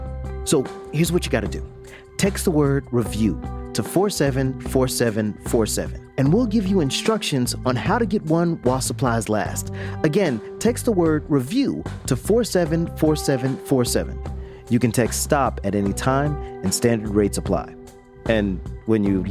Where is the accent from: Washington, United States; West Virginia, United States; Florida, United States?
Florida, United States; Jacksonville; my hometown, Jacksonville, Florida.